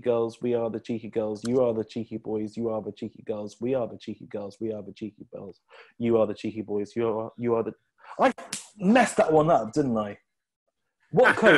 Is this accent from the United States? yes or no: no; Midlands, United Kingdom; I'm not Northern, I'm from the Midlands.